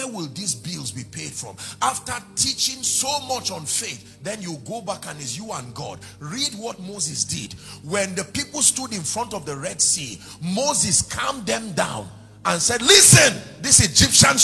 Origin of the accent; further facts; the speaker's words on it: Nigeria; as a Nigerian, as an African, living in this day and this time